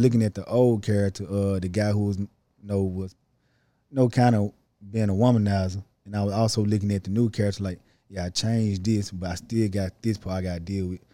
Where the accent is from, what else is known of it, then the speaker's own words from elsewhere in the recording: Holly Springs, Mississippi, United States; I'm from Holly Springs, Mississippi.